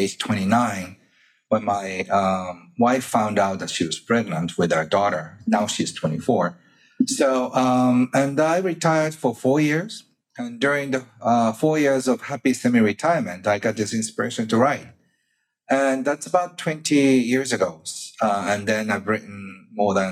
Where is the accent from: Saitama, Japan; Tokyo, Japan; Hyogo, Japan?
Hyogo, Japan; Kobe; He had the largest practice in my hometown, Kobe